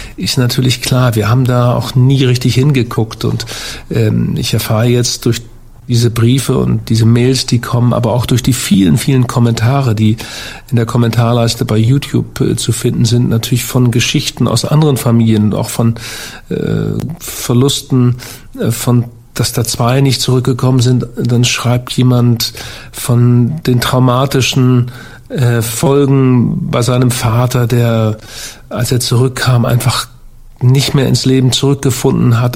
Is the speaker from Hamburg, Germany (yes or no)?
yes; Hamburg, Germany; ich bin Hamburger